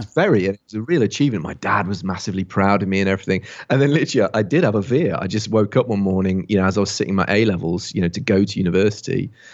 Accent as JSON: {"language": "English", "town": "Barford", "region": "West Midlands", "country": "United Kingdom", "tie": "born or raised there", "moved": "yes", "lives_now": "Bath, United Kingdom", "said": "I grew up in England, just down the road from where William Shakespeare was born"}